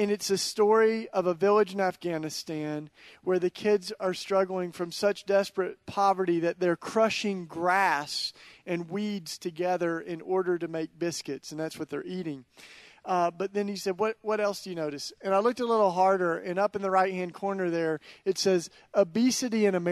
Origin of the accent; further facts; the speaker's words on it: East Tennessee, United States; moved away as an adult; now in Philadelphia, United States; I grew up in East Tennessee, which is about as different from North Philly as it gets